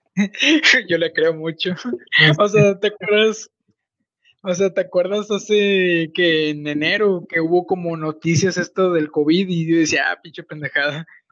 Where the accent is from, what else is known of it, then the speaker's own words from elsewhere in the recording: Mexico; en mi país